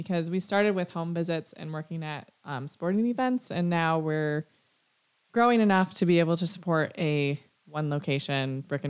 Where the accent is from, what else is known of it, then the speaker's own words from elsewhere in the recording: Elkhorn, Wisconsin, United States; also born or lived in Sweden; I grew up in Elkhorn.